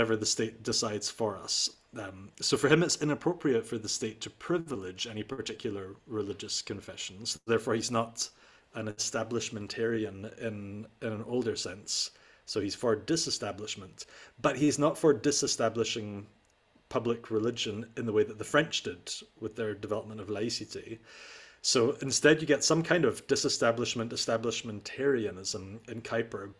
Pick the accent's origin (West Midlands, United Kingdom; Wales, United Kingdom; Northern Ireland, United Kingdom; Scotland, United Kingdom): Scotland, United Kingdom; moved away as an adult; also born or lived in Netherlands; I came from Scotland, which has this establishment tradition